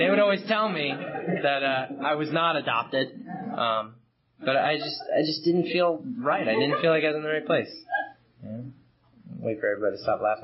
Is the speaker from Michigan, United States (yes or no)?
no; Long Island, New York, United States; I grew up in Long Island, one of six kids.